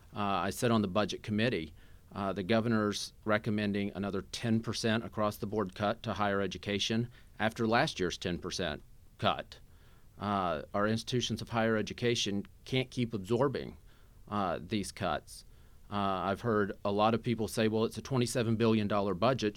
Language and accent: English; Southeast Missouri, United States; moved away as an adult; now in Kansas City, United States; I was born and raised in Southeast Missouri